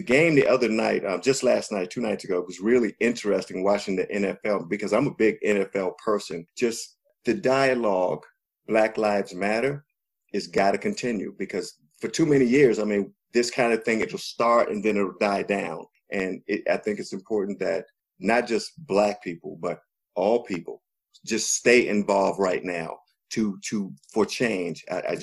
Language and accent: English; United States; serve this country and I believe in what that flag of America is supposed to mean. We've been duped, but I'm an American.